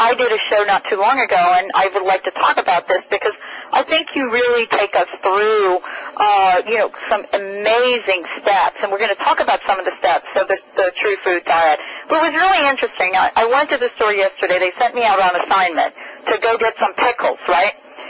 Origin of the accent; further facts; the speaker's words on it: New York City, New York, United States; Even growing up in the Bronx, my grandfather had an herb garden.